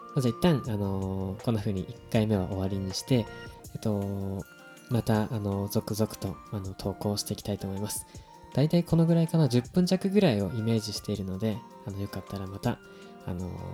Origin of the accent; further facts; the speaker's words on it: Japan; now in Tokyo, Japan; 僕はすごく田舎の出身で正直東京にあの今は出てきてる